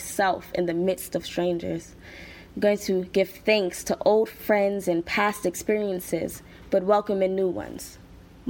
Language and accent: English; New York City, New York, United States; I'm 21 years old and I'm from New York City.